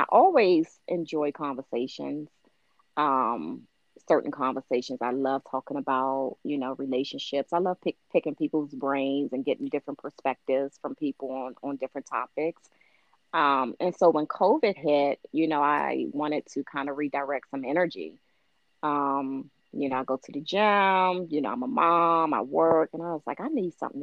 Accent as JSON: {"language": "English", "town": "Capitol Heights", "region": "Maryland", "country": "United States", "tie": "born or raised there", "also_born_or_lived": "Laurel, Maryland", "said": "I grew up in Capitol Heights, which okay. is PG County, Maryland."}